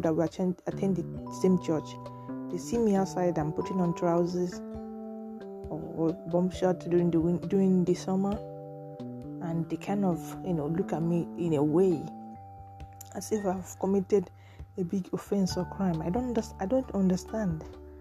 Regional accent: Nigeria; I'm from Nigeria

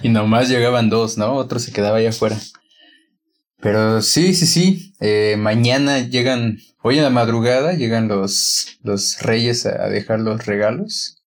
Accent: Guanajuato, Mexico; la primera película que vi en un cine aquí en Guanajuato fue en un cine de mi pueblo

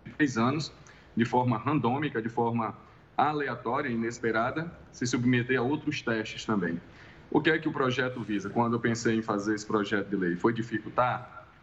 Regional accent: Northeast Region, Brazil; no Nordeste, de onde eu sou

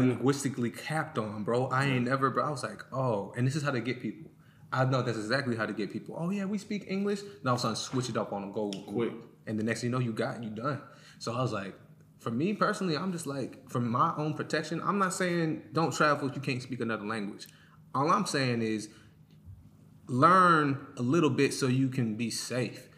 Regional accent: United States

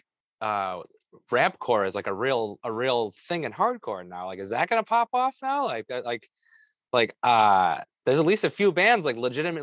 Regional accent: Rochester, United States; I'm from Rochester

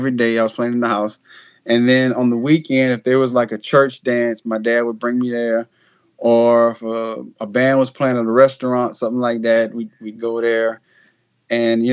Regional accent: Houston, Texas, United States; now in Louisiana, United States; I was born in Houston, Texas.

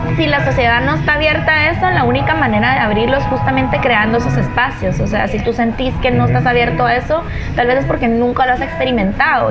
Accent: Guatemala City, Guatemala Department, Guatemala; crecí aquí en Guatemala, en la ciudad de Guatemala.

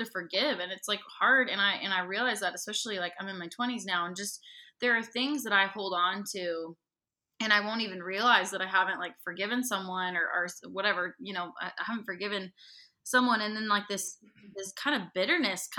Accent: the Northwest, Pacific Northwest, United States; I'm from the Northwest, and I grew up on a farm with horses

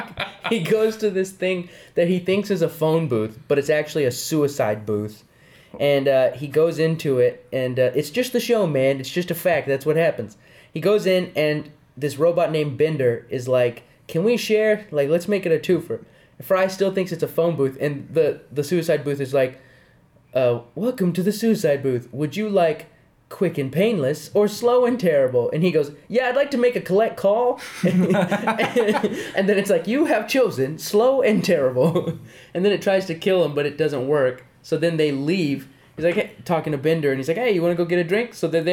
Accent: New Mexico, United States; New Mexico's where I'm from. It's just the truth.

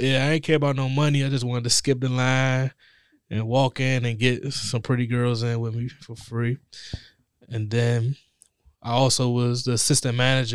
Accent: Forestville, Maryland, United States; I grew up in Forestville

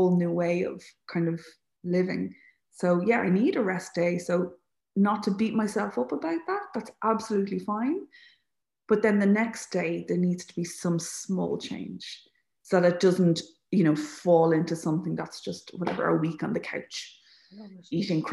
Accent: Leixlip, Leinster, Ireland; I'm from Leixlip, so I didn't grow up right beside the sea

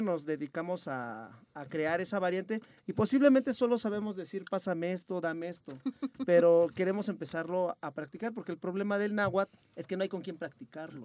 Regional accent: Nezahualcóyotl, State of Mexico, Mexico; accent: español ñero; nosotros somos de Nezahualcóyotl

